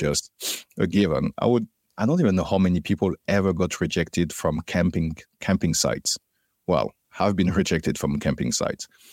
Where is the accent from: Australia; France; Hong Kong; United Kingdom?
France; Paris, Île-de-France; moved away; also born or lived in Martinique; I grew up in Paris, in the suburb of Paris